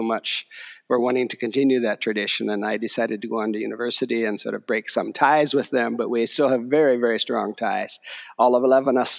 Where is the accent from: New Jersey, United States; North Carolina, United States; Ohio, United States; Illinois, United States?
Ohio, United States; Yes, I grew up in Ohio and grew up as a Mennonite